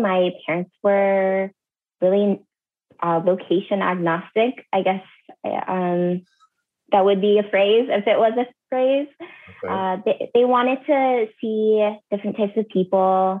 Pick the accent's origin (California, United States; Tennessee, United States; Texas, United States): California, United States; also born or lived in Canada / Seattle; now in Minnesota, United States; I've lived in Canada. I've lived in the Midwest. I grew up partially in California, and then I lived in Seattle the longest for 8 years before moving here to Minnesota, which is now my current home.